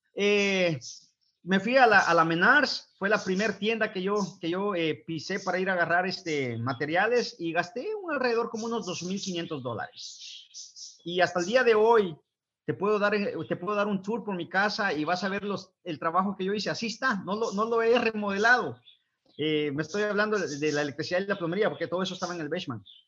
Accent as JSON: {"language": "Spanish", "country": "Guatemala", "tie": "born or raised there", "moved": "yes", "said": "soy originario del bello país de Guatemala, Centroamérica"}